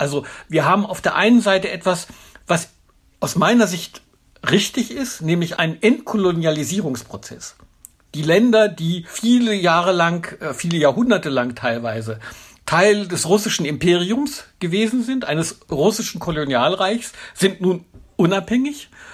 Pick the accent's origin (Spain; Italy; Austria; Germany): Germany; als Deutsche